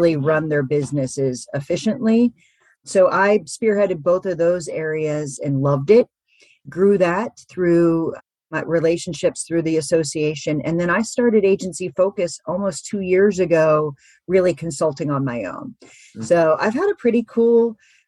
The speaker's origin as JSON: {"language": "English", "town": "Pittsburgh", "region": "Pennsylvania", "country": "United States", "also_born_or_lived": "West Virginia", "moved": "as an adult", "lives_now": "Washington, D.C. area, United States", "said": "I'm from Pittsburgh, Pennsylvania originally, but my husband and I put our roots down in just outside of Washington, D.C."}